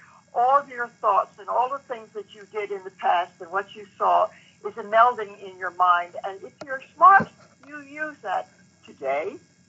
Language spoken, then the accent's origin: English; United States; thank God I'm an American.